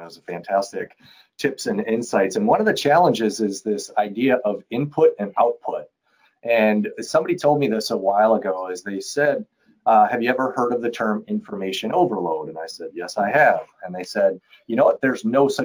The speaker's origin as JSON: {"language": "English", "town": "Milwaukee", "region": "Wisconsin", "country": "United States", "tie": "born or raised there", "said": "I grew up in Milwaukee, so I'm a Brewers fan by nature"}